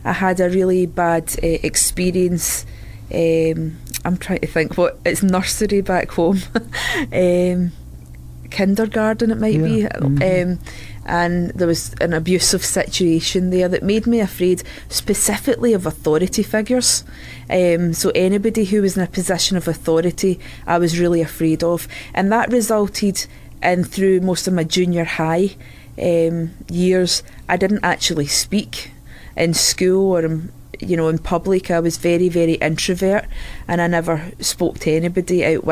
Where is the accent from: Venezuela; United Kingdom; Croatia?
United Kingdom; Scotland; accent: Scottish; moved away as an adult; also born or lived in Southern Ireland; now in Santa Maria, United States; We moved over from Scotland. As you can tell, that's where the accent's from